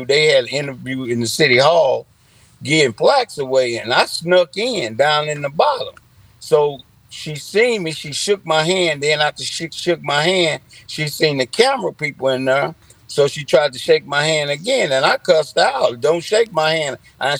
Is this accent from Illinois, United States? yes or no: yes; Centreville, Illinois, United States; moved away as an adult; now in O'Fallon, Missouri, United States; I'm originally from Centerville, Illinois. Before I moved to O'Fallon, Missouri in 2016